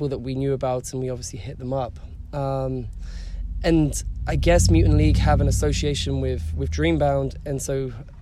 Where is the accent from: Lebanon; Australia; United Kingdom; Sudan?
United Kingdom; England; now in Canada; I'm from England